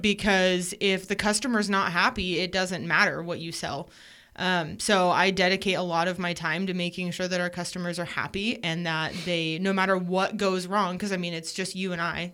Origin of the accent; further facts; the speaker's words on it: Portland area, Oregon coast, United States; now in Idaho, United States; born on the Oregon coast